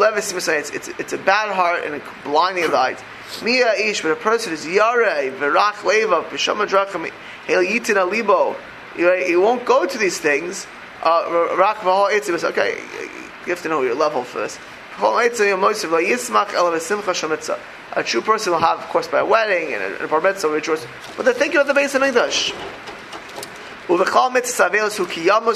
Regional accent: Miami Beach, Florida, United States; I grew up in South Beach, in Miami Beach, Florida

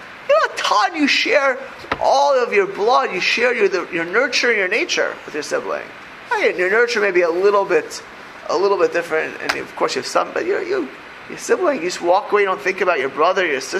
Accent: Miami Beach, Florida, United States; I grew up in South Beach, in Miami Beach, Florida

